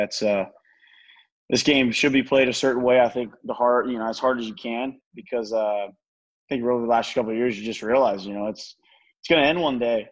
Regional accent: Tampa, Florida, United States; also born or lived in Hernando County, Florida; I grew up there until I was 12

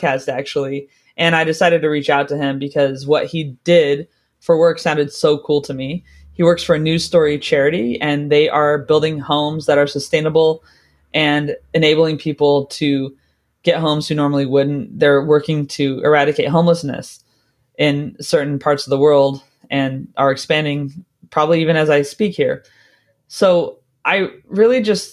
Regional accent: California, United States; now in London, United Kingdom; I grew up in California

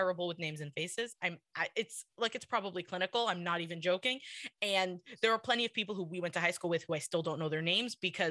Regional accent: New York City, New York, United States; I grew up in Kew Garden Hills where I still live.

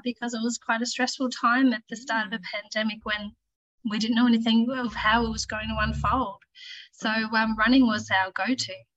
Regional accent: Launceston, Tasmania, Australia; also born or lived in Brisbane; I grew up in Launceston, um, spent most of my life here

